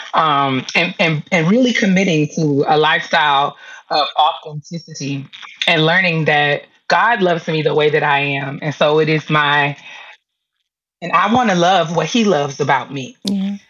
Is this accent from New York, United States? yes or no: yes; New York, United States; moved away as an adult; also born or lived in DMV (Washington metropolitan area); now in DMV, United States; I live in the DMV now, but I'm originally from New York